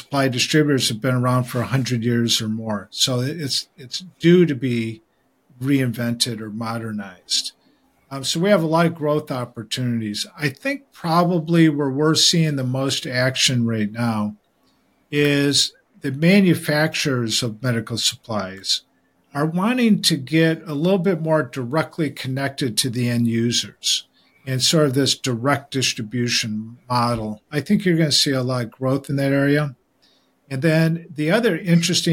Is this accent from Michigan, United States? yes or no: yes; Michigan, United States; I grew up in Michigan, and my dad was a GM executive.